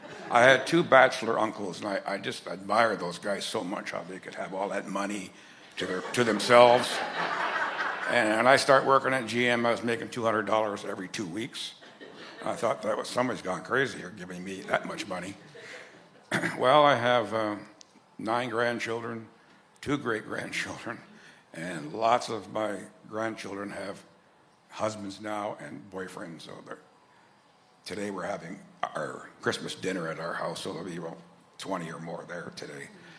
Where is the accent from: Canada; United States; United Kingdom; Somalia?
Canada; Amherstburg, Ontario; born there; Well, I was born in Amherstburg, and you don't all know where that's at.